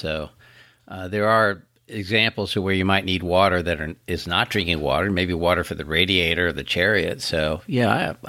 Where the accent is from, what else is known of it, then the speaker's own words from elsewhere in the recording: Florida, United States; I'm from Florida